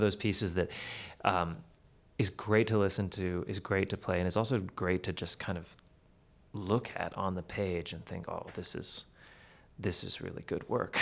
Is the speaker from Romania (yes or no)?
no; Manitoba, Canada; I'm from Manitoba, you can drive for hours and it looks exactly the same.